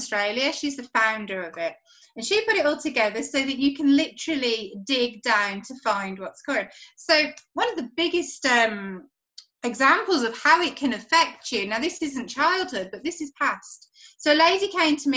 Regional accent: Birmingham, West Midlands, United Kingdom; I'm from Birmingham in the UK

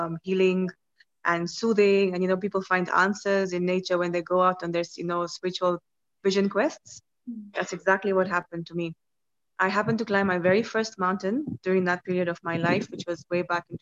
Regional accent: Kenya; I'm from Kenya

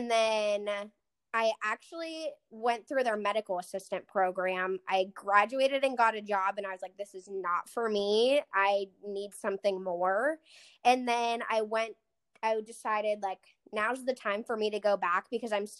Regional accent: South Park, Pennsylvania, United States; I grew up in South Park

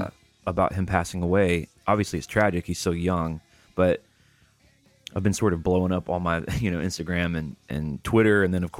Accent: California, United States; how many guys did you even know growing up in California who could play it all?

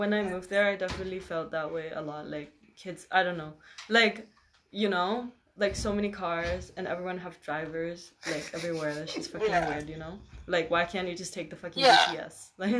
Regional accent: Khon Kaen, Thailand; also born or lived in Bangkok; Khon Kaen is my hometown.

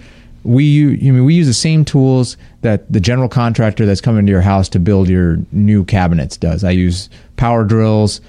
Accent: Inland Empire, California, United States; I grew up in the Inland Empire, so like about an hour east of L.A.

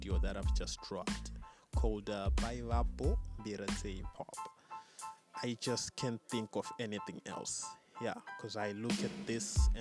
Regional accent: Bulawayo, Zimbabwe; also born or lived in Chipinge (ancestry, Ndau); a year later, that's when we moved to the city of Kings, Wabulawayo. Yeah, so basically in flesh, I'm BYO

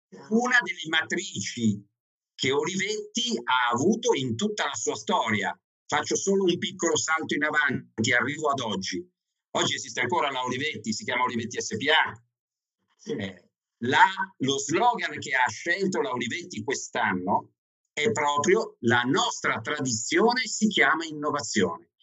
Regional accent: Milan, Lombardy, Italy; also born or lived in Veneto; now in Ivrea, Italy; io di origine sono milanese, eh, anzi ancora prima veneta, ma oggi ho vagato per il nord dell'Italia parecchio

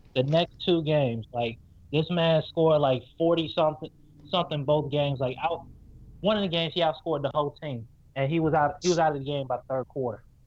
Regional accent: Fayetteville, North Carolina, United States; moved away as an adult; also born or lived in Atlanta, Georgia; now in Kinston, United States; I was born and raised in Fayetteville

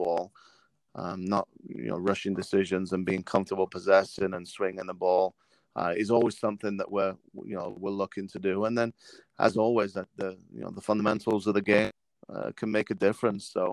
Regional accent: England, United Kingdom; moved away as an adult; now in United States; growing up in England

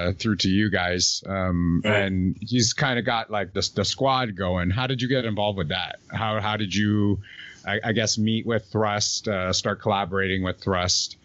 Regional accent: Toronto, Ontario, Canada; I grew up in Rexdale as well. I went to school at Finch and Martin Grove.

